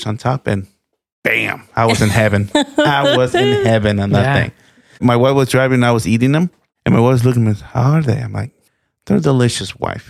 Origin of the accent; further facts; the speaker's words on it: Mazatlán, Sinaloa, Mexico; I'm from Mazatlan. So we, Sinaloa, we have chilorio.